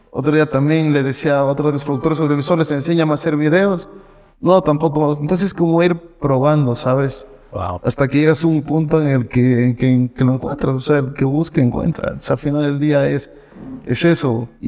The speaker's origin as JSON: {"language": "Spanish", "country": "Puerto Rico", "said": "ya llegas a un punto en el que ya dices, no, ya necesito regresar a Puerto ya necesito regresar a mi cabamba, necesito ir"}